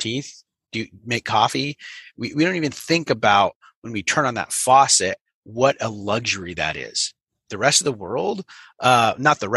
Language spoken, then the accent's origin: English; Northern California, United States; I grew up in America in the mountains of Northern California, and it's a small little mountain town